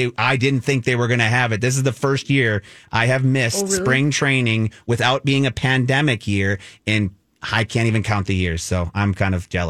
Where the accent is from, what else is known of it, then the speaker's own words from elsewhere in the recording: Mound, Minnesota, United States; Go Mound West Tonka. That's my hometown.